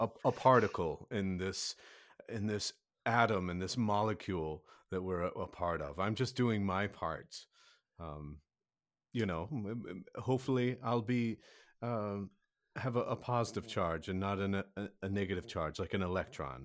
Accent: Kansas City, United States; I am from Kansas City

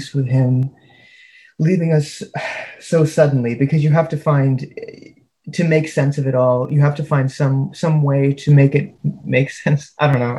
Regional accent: Canada; also born or lived in United States; I'm from the States, but I was raised in Canada

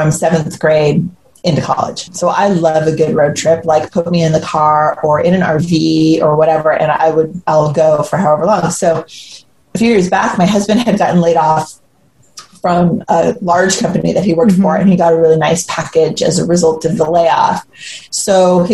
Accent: Cupertino, California, United States; also born or lived in San Jose / New York; I grew up in Silicon Valley. I grew up mostly in Cupertino.

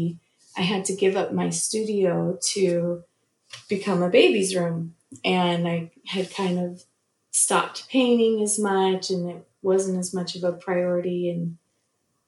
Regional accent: Southern California, United States; moved away as an adult; also born or lived in Utah, United States; now in North Texas, United States; I grew up in Southern California

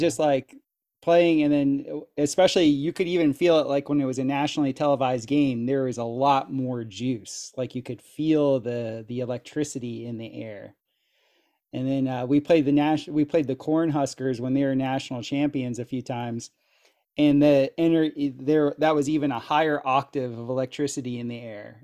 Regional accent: South Florida, United States; moved away as an adult; now in Costa Rica; where I grew up in South Florida, we had lots of hurricanes

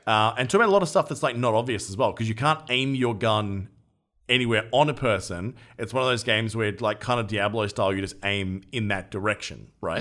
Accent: Australia; as an Australian

